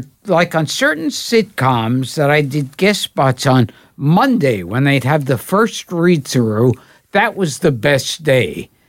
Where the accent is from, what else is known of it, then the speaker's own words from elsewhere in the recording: New York City, New York, United States; When I was a kid growing up in Brooklyn